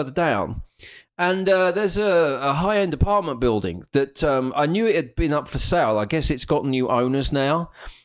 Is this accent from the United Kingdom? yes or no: yes; United Kingdom; now in United States; As a Brit who lives in America